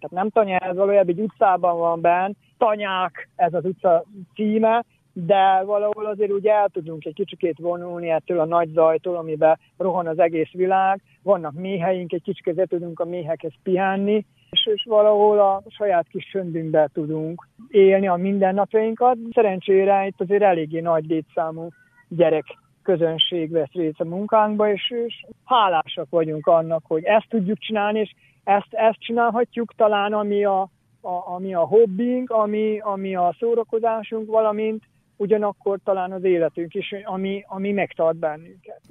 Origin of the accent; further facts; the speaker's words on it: Čoka, Vojvodina, Serbia; Csókáról származom, Csóka születje vagyok